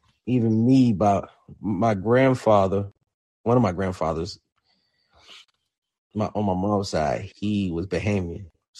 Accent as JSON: {"language": "English", "region": "South Florida", "country": "United States", "said": "a guy from South Florida"}